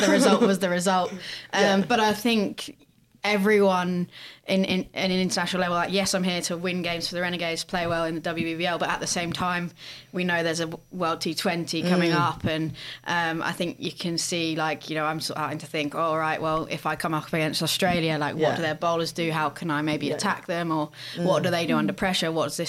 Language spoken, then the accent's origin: English; England, United Kingdom; Yeah, because my parents were from the north of England, and but I grew up in the south, and there's two very different accents.